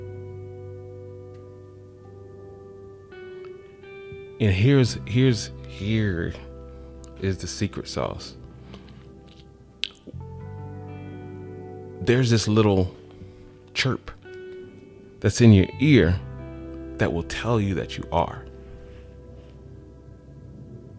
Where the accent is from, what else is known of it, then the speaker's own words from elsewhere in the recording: Atlanta, Georgia, United States; I'm from Atlanta